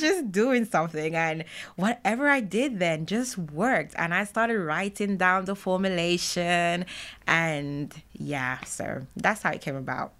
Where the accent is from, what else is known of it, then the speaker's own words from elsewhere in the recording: Jamaica; I'm Jamaican